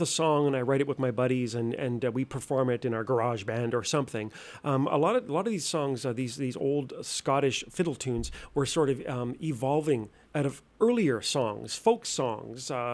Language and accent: English; Nova Scotia, Canada; moved away; I'm originally from Nova Scotia